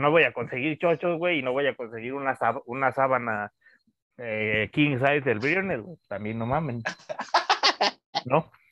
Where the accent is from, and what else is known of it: Mexico